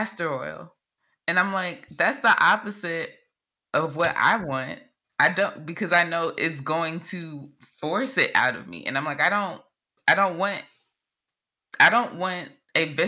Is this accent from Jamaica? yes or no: yes; Jamaica; as a Jamaican